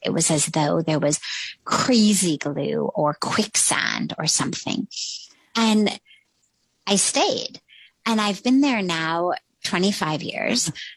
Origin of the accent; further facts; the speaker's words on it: Los Angeles, California, United States; moved away as an adult; also born or lived in Palo Alto; now in India; I grew up in Los Angeles, literally in Hollywood